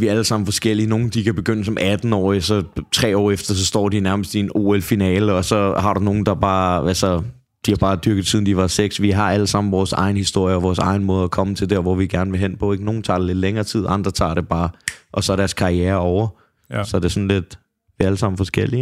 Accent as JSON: {"language": "Danish", "town": "Copenhagen", "region": "Capital Region of Denmark", "country": "Denmark", "said": "Jeg er fra Brøndshøj Husum"}